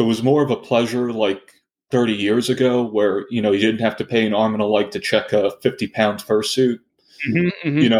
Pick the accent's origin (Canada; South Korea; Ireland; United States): United States; Pittsburgh, Pennsylvania; I'm from Pittsburgh.